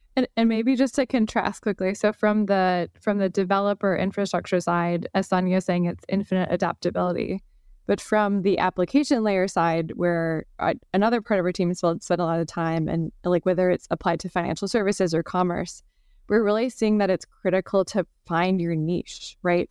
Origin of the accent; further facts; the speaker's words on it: Wisconsin, United States; now in San Francisco, United States; I grew up sailing in Wisconsin on Lake Michigan